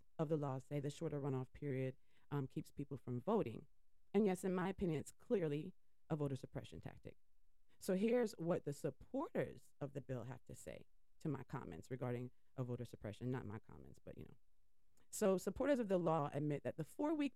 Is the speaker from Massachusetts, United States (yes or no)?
yes; Boston, Massachusetts, United States; I was born in Boston, I bleed green.